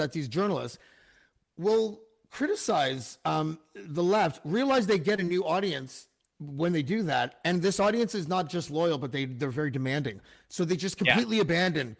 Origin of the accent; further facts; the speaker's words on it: Canada; as a Canadian